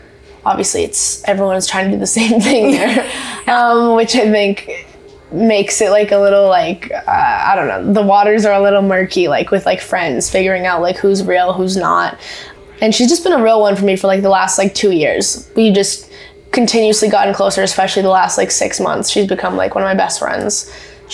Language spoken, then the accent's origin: English; Canada; I'm a very proud Canadian.